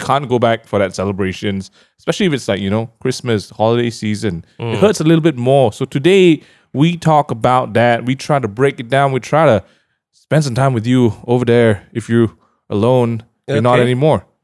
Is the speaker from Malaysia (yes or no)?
yes; Malaysia; growing up in Malaysia